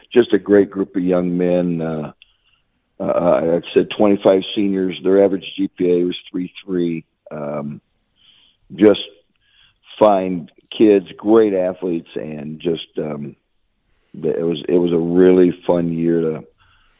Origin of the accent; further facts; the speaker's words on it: Chenoa, Illinois, United States; My first job in teaching was and coaching was in Shenoa, my hometown